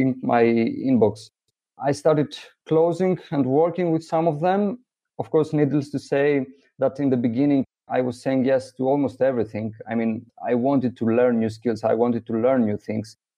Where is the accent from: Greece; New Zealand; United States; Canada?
Greece; Greece, which is my home country